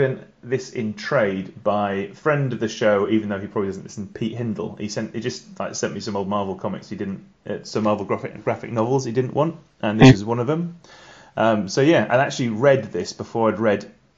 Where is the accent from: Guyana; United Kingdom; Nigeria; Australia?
United Kingdom; England; I'm English